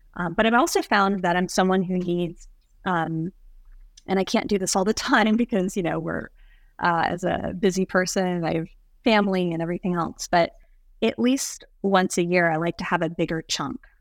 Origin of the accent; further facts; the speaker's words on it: Kentucky, United States; I grew up in Kentucky and we were around horses